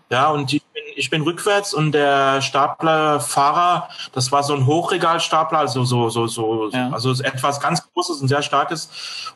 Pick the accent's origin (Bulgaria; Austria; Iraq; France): France; German is a second language; moved away as an adult; now in Germany; gebürtiger Franzose, lebe seit 1984 in Deutschland